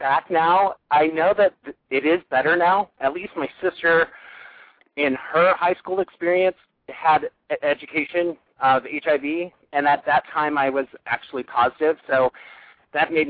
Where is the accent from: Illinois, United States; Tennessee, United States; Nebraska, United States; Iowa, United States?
Nebraska, United States; Sandhills, rural; also born or lived in New York City, United States / Minneapolis, Minnesota, United States; now in Omaha, United States; I'm from rural Nebraska, actually. My hometown is way west, in the middle of the Sandhills